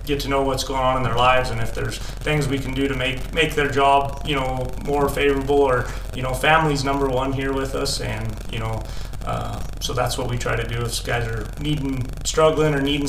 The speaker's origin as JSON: {"language": "English", "area": "Lamar", "region": "Colorado", "country": "United States", "tie": "born or raised there", "also_born_or_lived": "Texas / Ordway, Colorado", "said": "I grew up in Lahana, Colorado"}